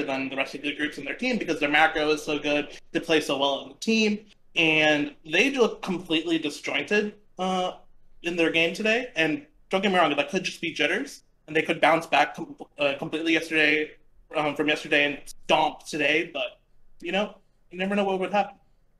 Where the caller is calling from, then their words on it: Dallas, Texas, United States; I'm calling from Dallas, Texas.